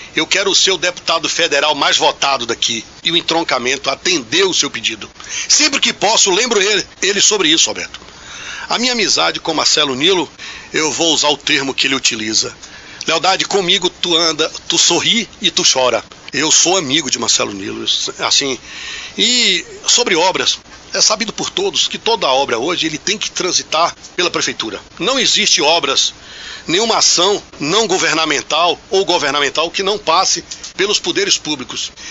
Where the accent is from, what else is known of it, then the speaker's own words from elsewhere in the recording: Bicuí, Bahia, Brazil; now in Jaguaquara, Brazil; eu nasci em Bicuí